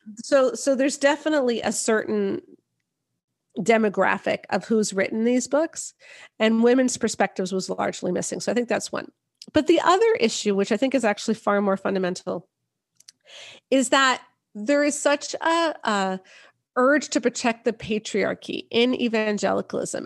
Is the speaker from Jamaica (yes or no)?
no; Canada; I'm not even American, I'm Canadian